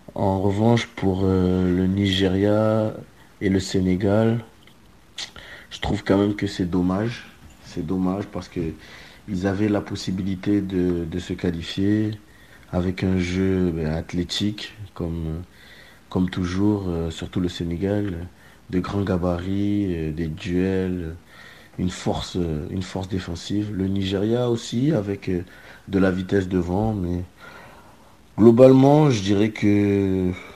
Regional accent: France; en tant que Français

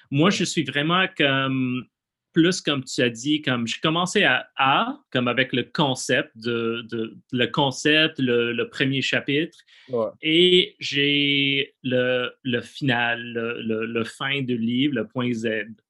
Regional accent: United States; French is a second language; moved away as an adult; now in Montreal, Canada; je suis plus, euh, comme artiste québécois, même si je viens des États-Unis

